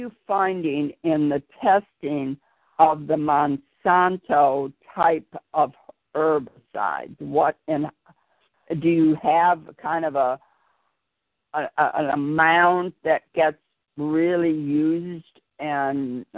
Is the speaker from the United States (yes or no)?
yes; Chicago, Illinois, United States; I was born in Chicago